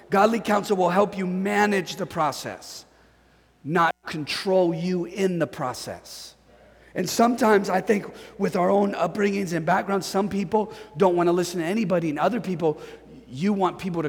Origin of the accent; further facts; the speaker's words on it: Northern California, United States; moved away as an adult; I'm from Northern California